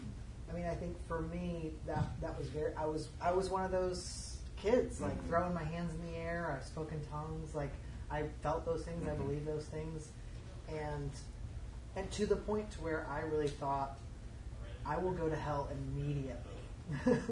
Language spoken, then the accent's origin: English; the South, United States; as a young queer kid growing up in the Pentecostal home in the South